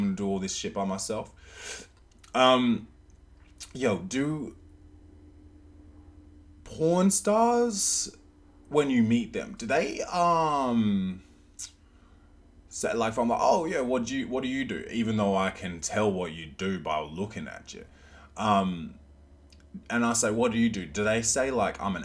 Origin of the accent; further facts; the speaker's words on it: Australia; accent: half Australian, half American; my accent's fucked up. It's like half Australian, like half American